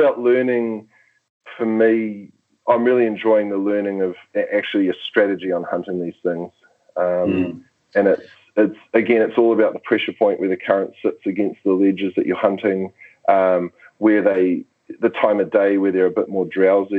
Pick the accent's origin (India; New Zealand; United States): New Zealand; as a New Zealander